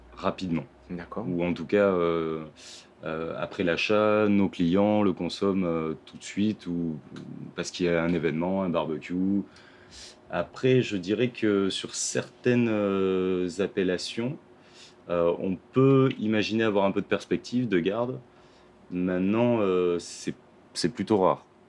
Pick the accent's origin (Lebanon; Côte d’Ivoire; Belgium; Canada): Lebanon; now in France; je suis libanais